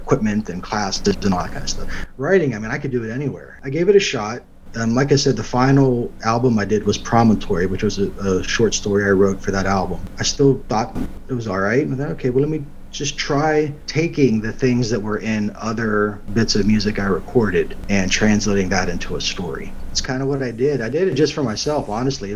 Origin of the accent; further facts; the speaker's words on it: Baden, Pennsylvania, United States; moved away as an adult; also born or lived in California / Utah / North Carolina; now in Tennessee, United States; The town I grew up outside of Pittsburgh was called Baden